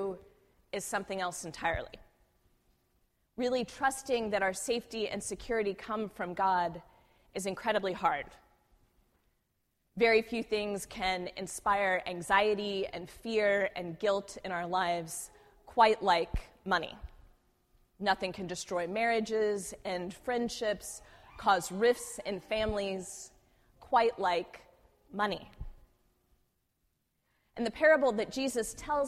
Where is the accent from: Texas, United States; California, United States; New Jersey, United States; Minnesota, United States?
Texas, United States; Houston; now in San Francisco Bay Area, United States; I grew up in Houston during the Enron scandal.